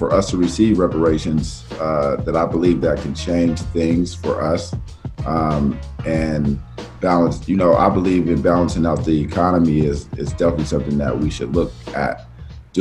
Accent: Portland, Oregon, United States; I'm from Portland, Oregon

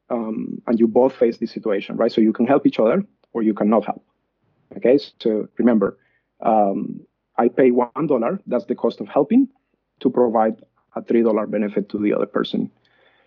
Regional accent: Colombia; moved away as an adult; now in Australia; I was born and raised in Colombia, and I did my undergrad in Colombia.

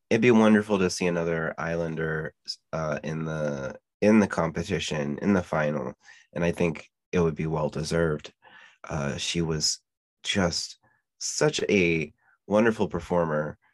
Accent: Pennsylvania, United States; we're from Pennsylvania

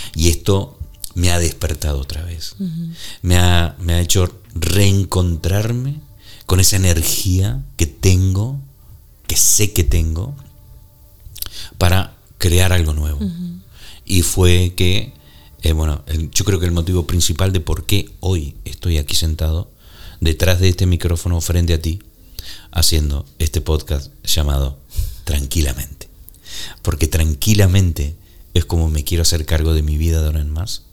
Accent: Argentina; moved away as an adult; also born or lived in Canary Islands / New York / northern Spain; yo nací en Argentina. Eh, viví ahí hasta los 30 años

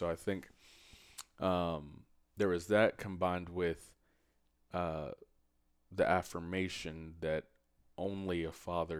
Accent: Jamaica; And especially from my culture, I'm Jamaican, it's what men do.

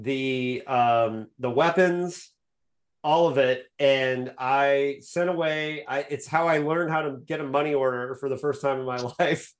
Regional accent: Bloomington, Indiana, United States; I grew up in Bloomington, Indiana

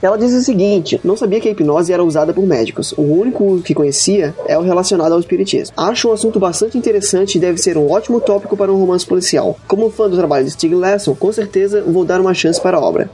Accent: Florianópolis, Santa Catarina, Brazil; eu sou de Florianópolis

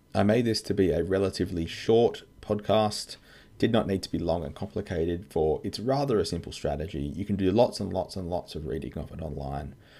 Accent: Australia; I'm an Aussie tax lawyer

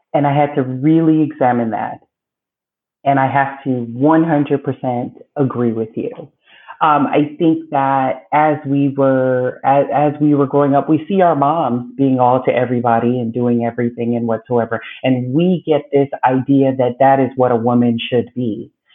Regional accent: Belize; now in United States; I was born in Belize, Central America. Um, grew up there until coming to the States with my mother

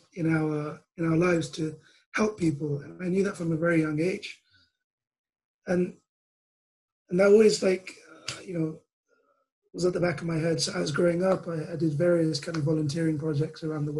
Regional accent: London, United Kingdom; I grew up in London, was born in London

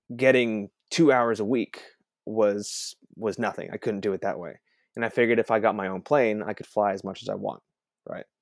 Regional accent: Hong Kong; moved away; also born or lived in Texas; I grew up in Hong Kong

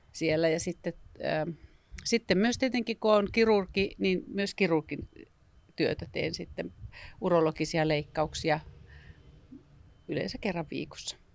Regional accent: northern Finland, Finland; jossa mä oon pohjoista kotoisin

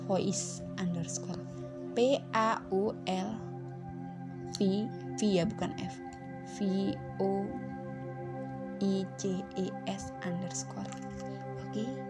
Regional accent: Java, Indonesia; first language Javanese; ada sih orang asli Jawa bisa ngomong Indonesia tapi juga gini orang tuaku ngomongnya Jawa semua keluarga aku Jawa semua kadang kalau ngomong sama teman pun Jawa

